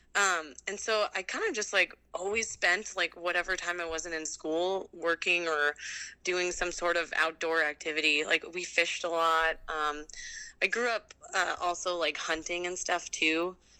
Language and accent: English; Delano, Minnesota, United States; moved away as an adult; also born or lived in North Bend, Washington / New Zealand; now in Pacific Northwest, United States; I grew up in a town called Delano, uh, and it's where I went to high school actually